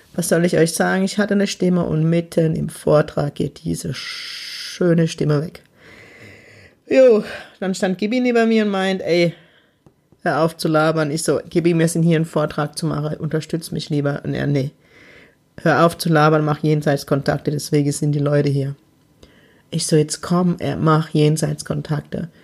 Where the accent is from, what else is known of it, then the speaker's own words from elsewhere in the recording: Heidelberg, Baden-Württemberg, Germany; in meiner Heimatstadt Heidelberg